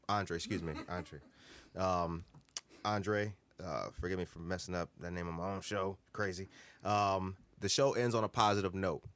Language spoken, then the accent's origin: English; Harvey, Illinois, United States; I grew up in Harvey